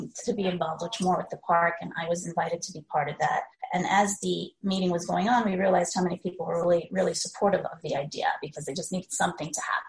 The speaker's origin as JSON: {"language": "English", "town": "New York City", "region": "New York", "country": "United States", "also_born_or_lived": "Long Island City", "said": "I'm from Queens originally, but I'm from Ozone Park, Queens. So I'm a Queens girl at heart"}